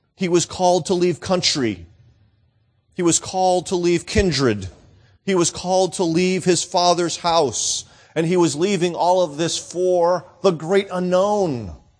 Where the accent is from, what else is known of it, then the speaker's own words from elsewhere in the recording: New England, United States; also born or lived in Florida / Southern Arizona; now in Arizona, United States; born and raised in New England